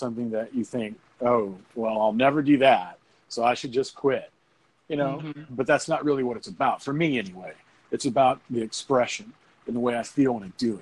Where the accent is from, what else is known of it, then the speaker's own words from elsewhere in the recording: Dallas, Texas, United States; now in Los Angeles, United States; I'm from Dallas, Texas